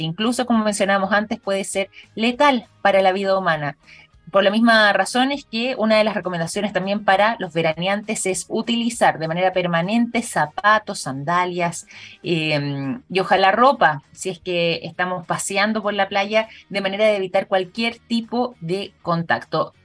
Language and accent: Spanish; Chile; nosotros en nuestro país